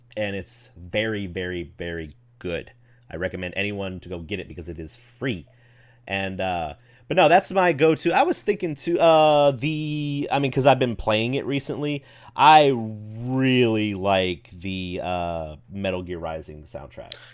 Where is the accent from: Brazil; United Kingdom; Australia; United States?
United States; Memphis, Tennessee; I'm from the Memphis area